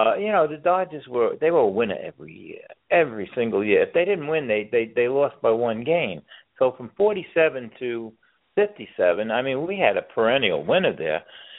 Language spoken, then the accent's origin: English; New York City, New York, United States; moved away; I lived in both of them, and I was in Gerritsen Beach longer, of course. I grew up 200 feet from the water.